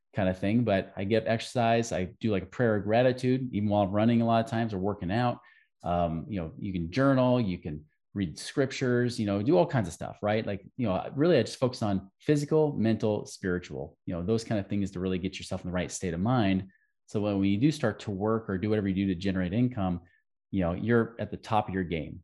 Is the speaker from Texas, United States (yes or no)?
no; Oregon, United States; I grew up in Oregon